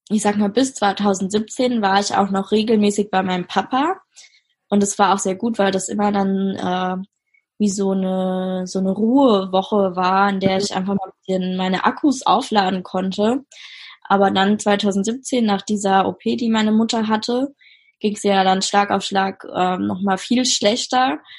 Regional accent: Mainz, Rhineland-Palatinate, Germany; also ich komme ja aus Mainz, wir haben da in Mainz gewohnt und in Mainz hatte ich halt Freundinnen oder bin immer noch mit denen befreundet.

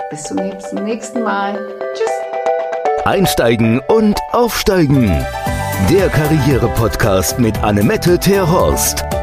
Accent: Hamburg, Germany; ich komme aus Hamburg, ich liebe es zu reisen

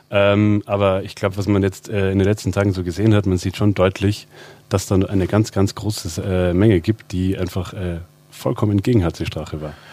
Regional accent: Austria; ich weiß, ich bin heute hier, weil ich Österreicher bin.

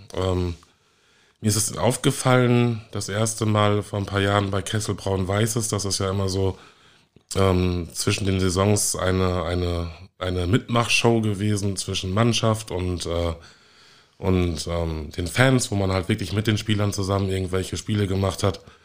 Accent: Münster, North Rhine-Westphalia, Germany; now in Hamburg, Germany; ich komme ja ursprünglich aus Münster und habe dort viel äh, Rassismus erlebt, wurde als kleines Kind als, als Neger beschimpft

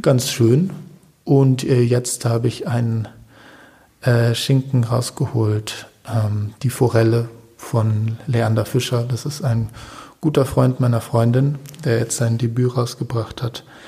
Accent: Berlin, Germany; moved away; also born or lived in Cologne; aufgewachsen bin ich in Berlin, mhm. also so. ge geboren in Köln, aber von Köln erinnere ich mir erinnere ich jetzt nicht mehr so viel. Ähm, und ja, in Berlin Friedenau

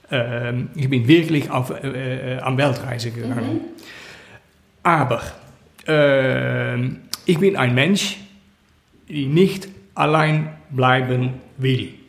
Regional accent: Netherlands; German is a second language; moved away; Ähm, ben ich bin aus den Niederlanden äh, gegangen äh, in, in Februar.

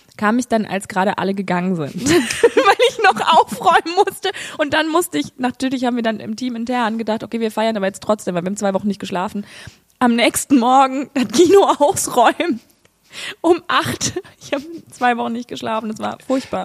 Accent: Saarbrücken, Saarland, Germany; Ich komme ja aus Saarbrücken

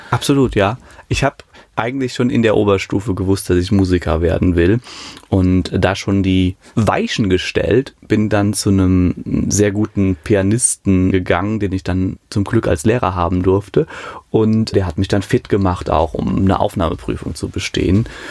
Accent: Hambuch, near Münstermaifeld, Rhineland-Palatinate, Germany; also born or lived in Mayen; Mayen in der Eifel, aufgewachsen in Hamburg

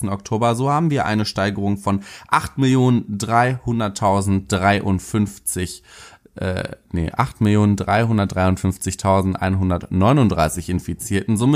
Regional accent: Paderborn, North Rhine-Westphalia, Germany; ich habe in meiner Heimatstadt Paderborn haben wir einen Pfandflaschensammler, der wirklich bekannt bis zum geht nicht mehr ist.

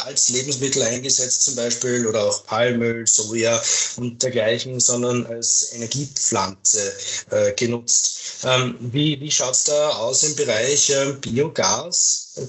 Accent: Austria; bei uns in Österreich

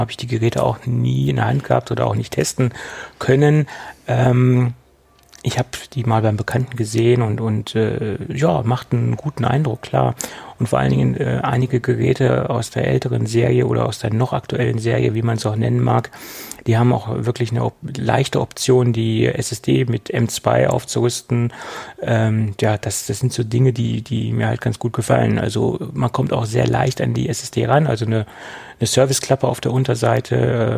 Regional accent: Germany; also born or lived in Lower Saxony; bei uns in Deutschland

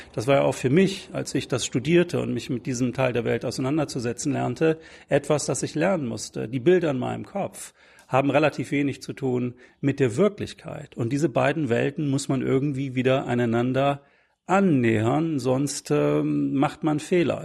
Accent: Bremen, Germany; Ich komme selber aus Bremen, da bin ich aufgewachsen und bin natürlich Bremen immer noch sehr eng verbunden

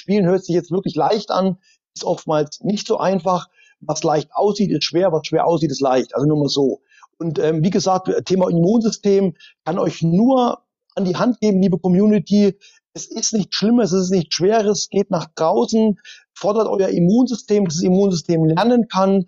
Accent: East Germany, Germany; geboren als Ossi

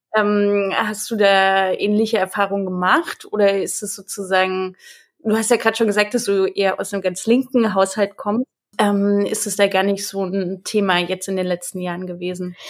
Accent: Dresden, Saxony, Germany; ich bin aus Dresden, ich bin aus Ostdeutschland

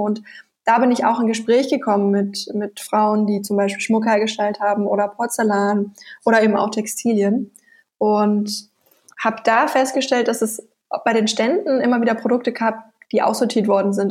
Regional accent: Nuremberg, Bavaria, Germany; Ich komme ursprünglich aus Bayern, aus Nürnberg, wo auch unser Firmensitz ist

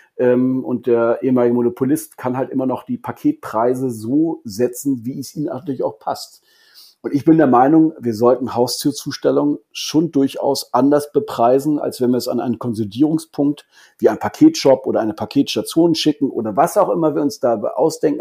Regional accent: Kiel, Schleswig-Holstein, Germany; also born or lived in Hamburg; now in Frankfurt, Germany; als gebürtiger Kieler

